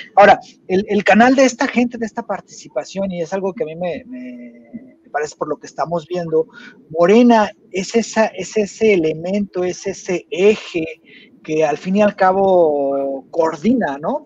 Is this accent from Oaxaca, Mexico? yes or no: no; Jalisco, Mexico; yo soy de Jalisco